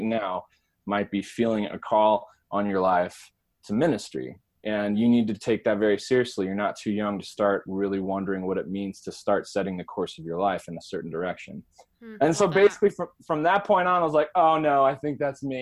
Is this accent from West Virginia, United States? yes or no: no; Arizona, United States; the actual campground for the entire state of Arizona was in my hometown